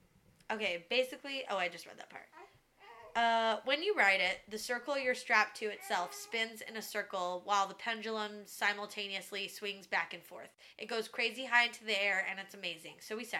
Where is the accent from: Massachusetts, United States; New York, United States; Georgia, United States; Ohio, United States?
Ohio, United States; Columbus; about 2.5 hours north of Columbus, Ohio, which is my hometown. Shout out to the Columbus, Ohio people.